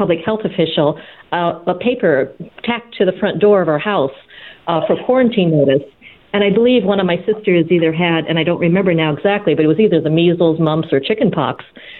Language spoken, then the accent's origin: English; Coralville, Iowa, United States; growing up in Little Coralville, Iowa, at the time when it only had 12 streets